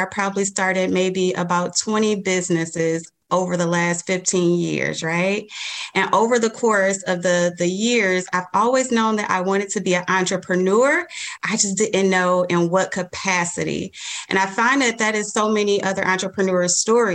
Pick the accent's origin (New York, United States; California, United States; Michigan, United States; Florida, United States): Michigan, United States; Detroit; I am from Detroit, born and raised all my life.